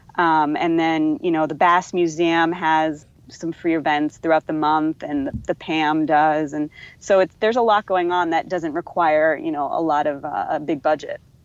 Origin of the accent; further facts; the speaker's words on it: Northeast, United States; moved away as an adult; now in Surfside, United States; I'm not a native, but I've been here like for like 12 years and I, I grew up in the Northeast